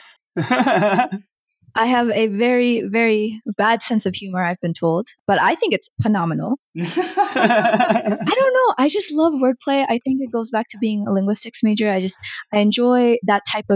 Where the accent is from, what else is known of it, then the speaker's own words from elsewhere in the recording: Colorado, United States; also born or lived in Bihar, India / New Jersey; We were in New Jersey for a while and then we came to Colorado